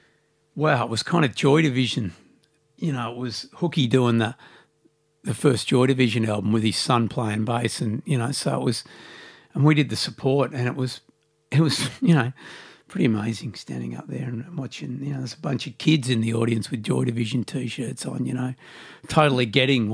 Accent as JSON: {"language": "English", "town": "Melbourne", "region": "Victoria", "country": "Australia", "tie": "born or raised there", "also_born_or_lived": "St Kilda", "said": "I grew up in Mount Waverley out in the southeast suburbs."}